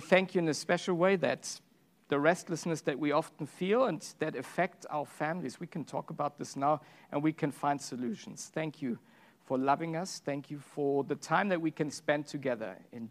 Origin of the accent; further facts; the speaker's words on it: Germany; moved away; I'm from Germany.